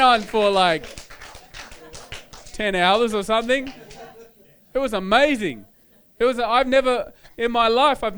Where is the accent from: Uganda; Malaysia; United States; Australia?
Australia; I'm Australian, I'm from Australia, I have an Australian culture, Australian background.